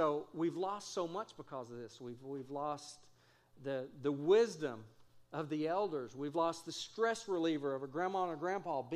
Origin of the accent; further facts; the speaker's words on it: Texas, United States; moved away; also born or lived in Kansas City; I grew up in Texas. I'm from Texas.